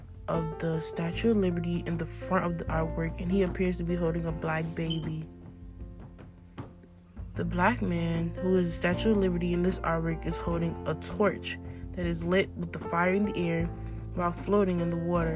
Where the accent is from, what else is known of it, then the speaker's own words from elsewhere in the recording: Richmond, Virginia, United States; I'm from Richmond, Virginia